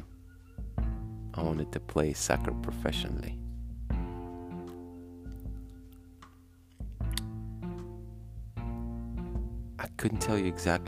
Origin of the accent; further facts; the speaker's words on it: Russia; Growing up in Russia has been fun.